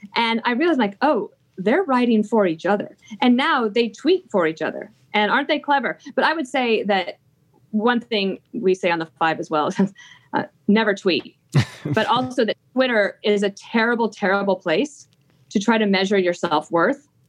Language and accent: English; Wyoming, United States; i grew up in Wyoming